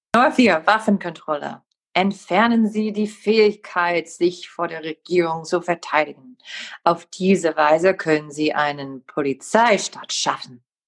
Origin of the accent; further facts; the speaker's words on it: Wisconsin, United States; German is a second language; ich komme aus Wisconsin